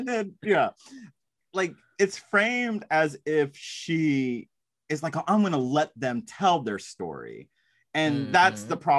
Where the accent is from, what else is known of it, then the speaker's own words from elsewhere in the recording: Texas, United States; you and I are both from the South. I'm from Texas. A lot of people argue that's like Southwest, but I'm like, oh, whatever. I say y'all, so that counts.